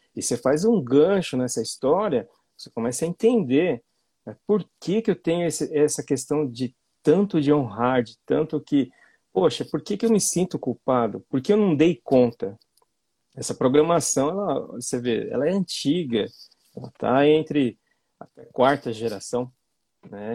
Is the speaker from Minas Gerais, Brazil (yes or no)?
no; Londrina, Paraná, Brazil; Sou de Londrina